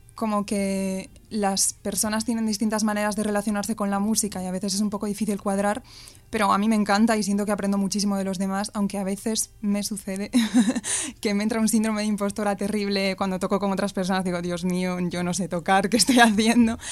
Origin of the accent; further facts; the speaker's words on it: Ourense, Galicia, Spain; moved away as an adult; now in Madrid, Spain; soy de Ourense, la ciudad más fea de Galicia